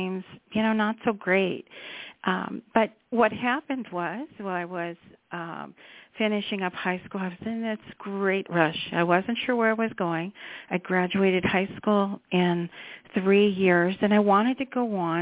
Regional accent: Chicago suburbs, Illinois, United States; I grew up in the Chicago suburbs

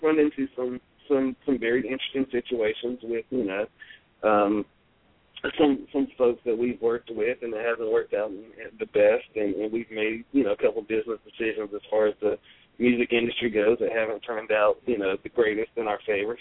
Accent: Charlotte, North Carolina, United States; we're from Charlotte

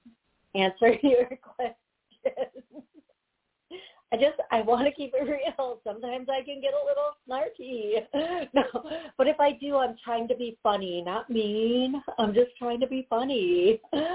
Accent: Midwest, United States; I'm from the Midwest, not South

